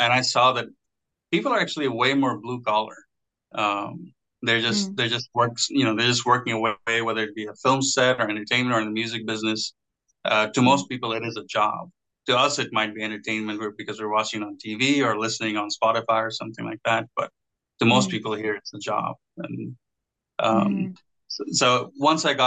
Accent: Bangladesh; also born or lived in Texas, United States; now in Los Angeles, United States; I'm Bangladeshi American. It's a small country beside India

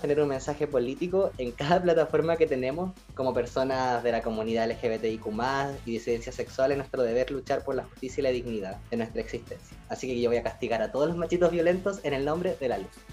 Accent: Quilpué, Valparaíso, Chile; yo soy de Quilpue, quinta región

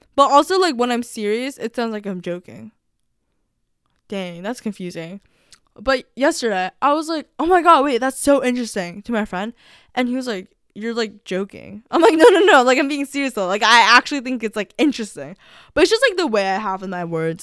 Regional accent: United States; I'm technically American

